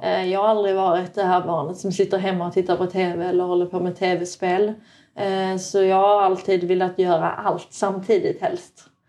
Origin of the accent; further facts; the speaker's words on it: Sweden; moved away; also born or lived in Norway; känd i Sverige som en tjej som kommer från Norge men jag är ju egentligen svensk